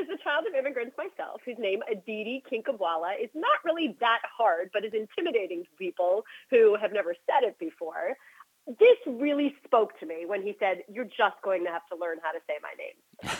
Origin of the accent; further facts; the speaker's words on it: New Jersey, United States; we're both from Jersey